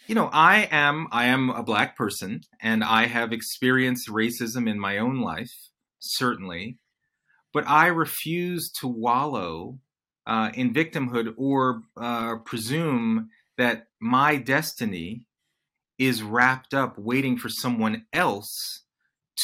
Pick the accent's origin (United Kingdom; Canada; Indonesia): United Kingdom; London; now in United States; I was born in London to Jamaican parents, and we emigrated, you know, to the United States.